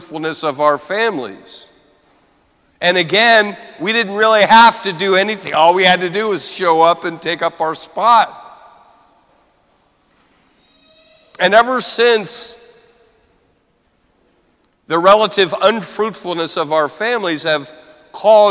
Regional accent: United States; as American Catholics

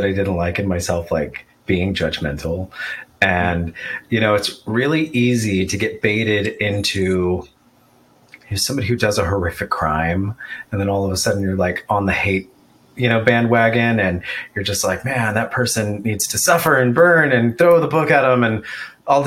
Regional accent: Texas, United States; I grew up in Texas

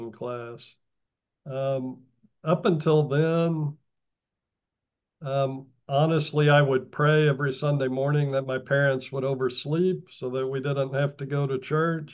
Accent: Austin, Texas, United States; now in Massachusetts, United States; I was born and grew up in Austin, Texas

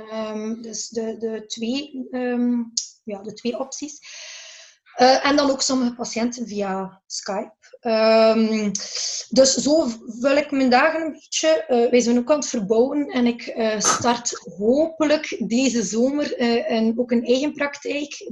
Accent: Belgium; wij in België

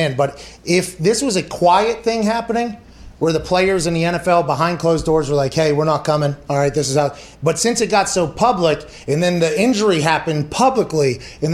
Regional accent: Pittsburgh, Pennsylvania, United States; I come from Pittsburgh

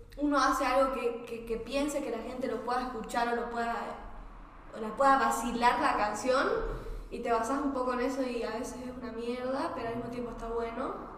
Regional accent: Santa Cruz de la Sierra, Santa Cruz, Bolivia; moved away; also born or lived in Buenos Aires; donde me crié y el círculo con el que fui criada en Santa Cruz

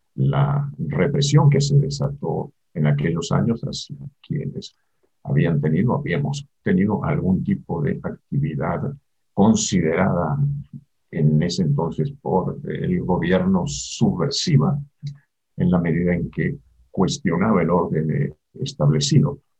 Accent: Argentina; moved away as an adult; now in Mexico; Yo nací en Argentina, vivo en México desde hace 45 años, desde 1976

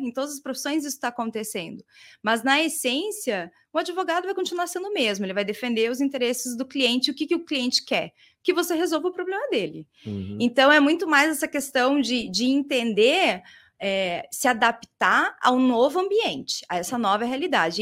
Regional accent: Curitiba, Paraná, Brazil; eu sou de Curitiba, uma curitibana, mas não sou curitiboca

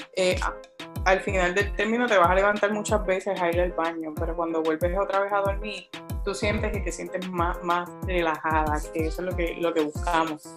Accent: Juana Díaz, Puerto Rico; now in Ponce, Puerto Rico; yo también soy adoptada de Ponce, soy natural de Juanavilla

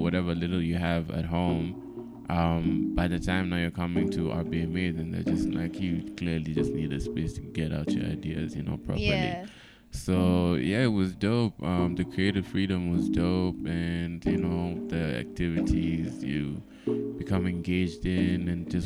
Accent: Kenya; as a Kenyan

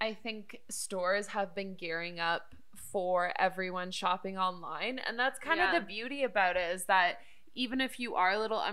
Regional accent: Canada; Being Canadian

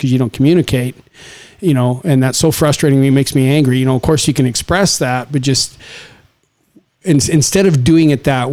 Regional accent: Saskatchewan, Canada; it's a farming community in Saskatchewan, which again, I'm like two generations away from people that settle the land.

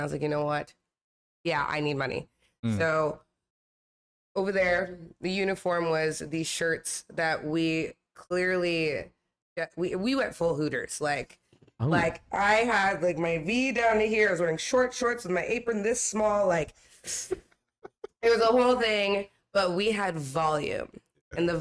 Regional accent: Torrance, California, United States; I'm born and raised in Los Angeles. I grew up in the South Bay. I grew up in Torrance

